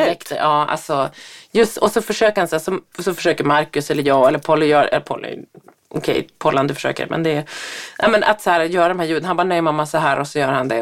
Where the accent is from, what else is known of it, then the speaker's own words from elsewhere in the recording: Härnösand, Västernorrland County, Sweden; moved away; Härnösand där jag kommer ifrån, där min mamma och pappa bor